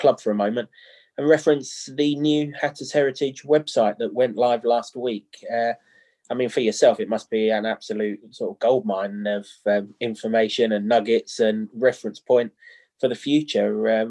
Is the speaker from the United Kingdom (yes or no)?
yes; England, United Kingdom; as an Englishman